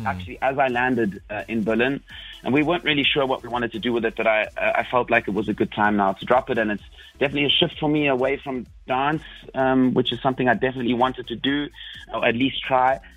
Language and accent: English; South Africa; moved away as an adult; also born or lived in Belgium; I am 100% South African